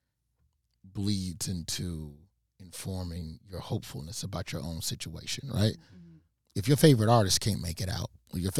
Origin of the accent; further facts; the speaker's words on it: the South, United States; As a Southerner